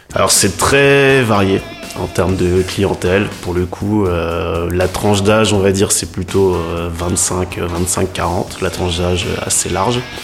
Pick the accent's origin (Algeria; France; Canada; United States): France; Lille, Hauts-de-France; Moi je suis de Lille